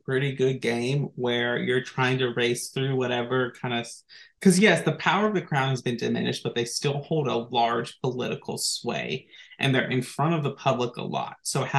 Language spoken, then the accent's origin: English; United States; So we as Americans growing up